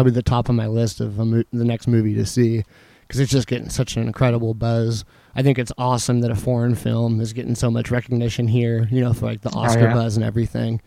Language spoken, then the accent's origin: English; Chandler, Arizona, United States; my hometown favorite, Sicario